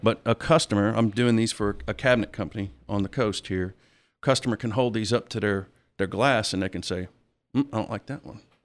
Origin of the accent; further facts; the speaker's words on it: Biloxi, Mississippi, United States; also born or lived in Ocean Springs (ASR 'Sosher'), Mississippi; I'm, I'm originally from Biloxi